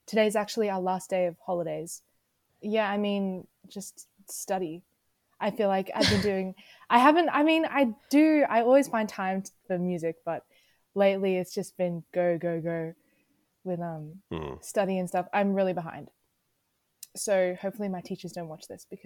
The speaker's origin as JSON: {"language": "English", "town": "Albury", "region": "New South Wales", "country": "Australia", "said": "I'm from Albury, which is like in New South Wales, on the border of New South Wales and Victoria"}